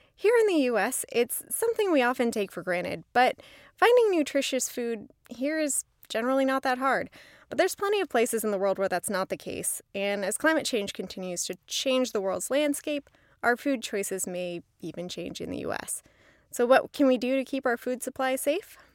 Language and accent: English; Southern California, United States; I grew up in Southern California.